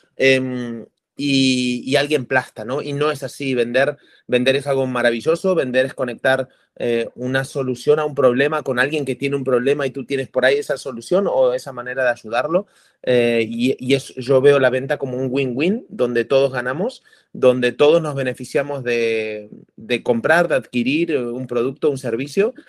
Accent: Argentina; also born or lived in Indonesia / Costa Rica; now in Barcelona, Spain; Yo nací en Argentina, viví en Indonesia, me vine a Barcelona, estuve en Costa Rica también emprendiendo, en Indonesia, aquí, en Barcelona, que es donde vivo ahora

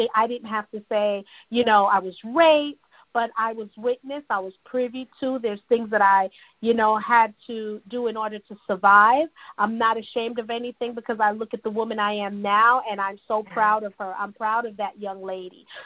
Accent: New York City, New York, United States; also born or lived in Jamaica; now in Georgia, United States; My dad, my granddad raised me in Jamaica. You know, I'm Jamaican and Cuban, raised in Brooklyn, New York

